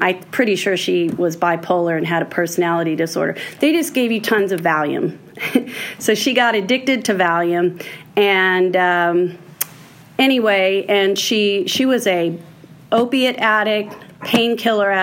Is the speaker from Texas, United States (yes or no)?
yes; Houston, Texas, United States; I was born in Houston, Texas.